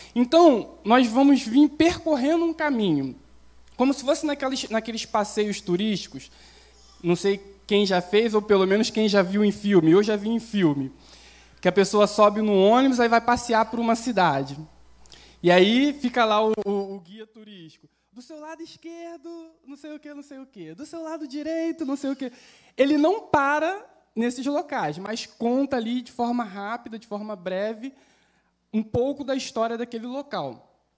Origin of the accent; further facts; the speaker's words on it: Baixada Fluminense, Rio de Janeiro, Brazil; also born or lived in Duque de Caxias; eu sou carioca, baixada fluminense